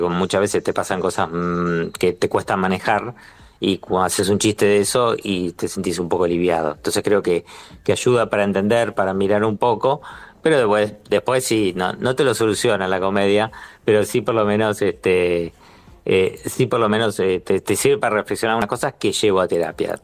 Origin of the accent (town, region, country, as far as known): Buenos Aires, Argentina